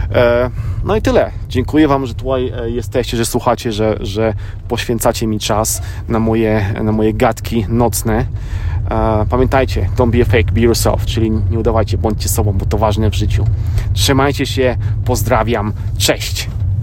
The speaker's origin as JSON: {"language": "Polish", "country": "Poland", "moved": "yes", "lives_now": "United States", "said": "też z Polski"}